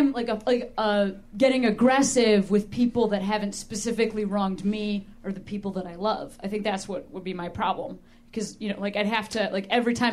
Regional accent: Illinois, United States; also born or lived in Indiana; well, I moved out of Indiana 10 years ago, so 10 years. I don't know. That's just, I'm from Illinois, you know?

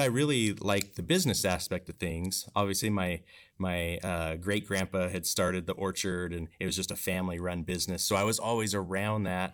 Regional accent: Bridgeport, Washington, United States; growing up in Bridgeport

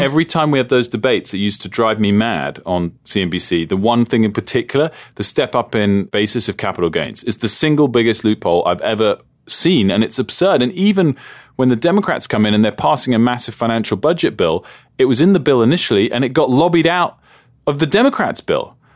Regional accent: United Kingdom; moved away as an adult; also born or lived in United States; I'm a Brit

